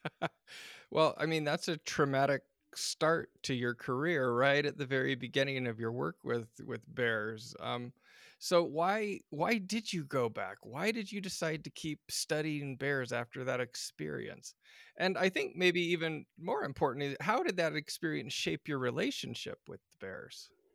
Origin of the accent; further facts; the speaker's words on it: Alaska, United States; I grew up in Alaska, out, just outside of Denali National Park